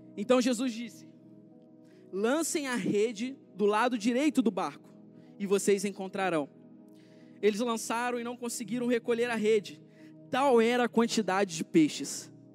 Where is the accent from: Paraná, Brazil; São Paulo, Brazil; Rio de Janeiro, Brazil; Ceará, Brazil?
Rio de Janeiro, Brazil; Rio das Ostras; moved away as an adult; Eu vim do Rio de Janeiro, eu vim do interior do Rio, região dos lagos, Rio das Ostras